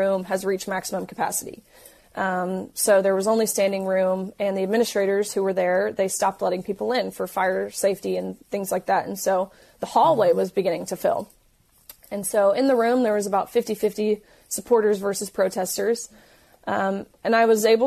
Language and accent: English; Tennessee, United States; I'm from Tennessee, so I knew, you know, what I'm used to at home, the people in my community.